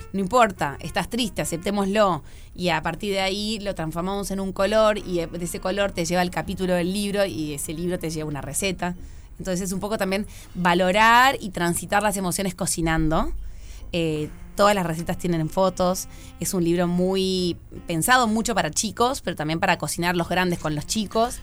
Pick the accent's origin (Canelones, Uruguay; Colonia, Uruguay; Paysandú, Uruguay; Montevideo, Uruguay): Montevideo, Uruguay; soy muy montevideana